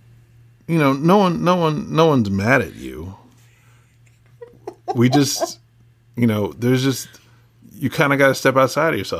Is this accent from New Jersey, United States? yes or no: yes; New Jersey, United States; now in California, United States; I grew up in New Jersey